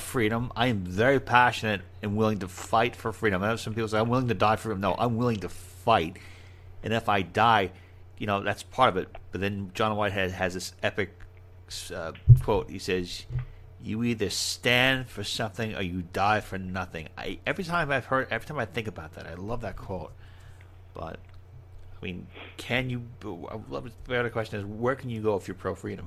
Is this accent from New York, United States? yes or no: yes; Long Island, New York, United States; moved away; I'm from New York. I grew up on Long Island